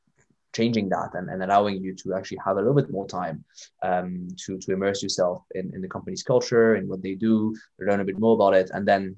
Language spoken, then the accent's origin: English; Canada; born there; I mean, I was born in Canada, but that was a very long time ago, and I was in French-speaking Canada.